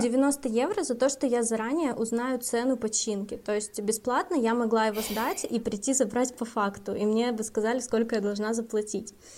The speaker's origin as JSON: {"language": "Russian", "region": "Republic of Karelia", "country": "Russia", "moved": "yes", "lives_now": "Finland", "said": "я из Карелии"}